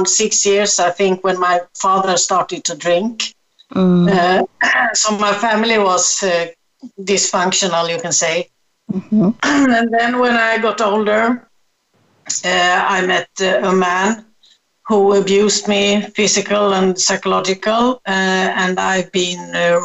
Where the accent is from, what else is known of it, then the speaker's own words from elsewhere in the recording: Sweden; now in Gran Canaria, Spain; I'm born in Sweden, so that's my strong connection to Sweden